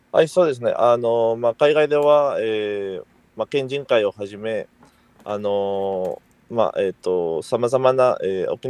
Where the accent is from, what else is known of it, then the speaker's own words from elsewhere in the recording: Peru; first language Spanish; Japanese is a second language; now in Uruma, Japan; ペルーウチナンチ州三世の